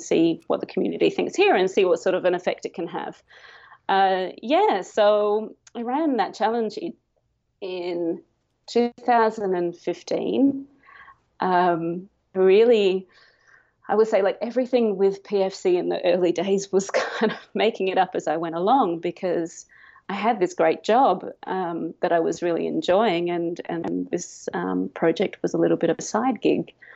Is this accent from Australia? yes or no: yes; Adelaide, South Australia, Australia; moved away as an adult; now in Cambodia; I'm from Adelaide in South Australia